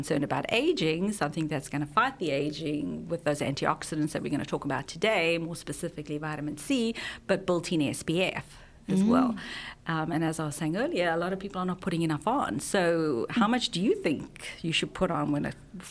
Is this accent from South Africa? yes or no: yes; South Africa; moved away; I'm from South Africa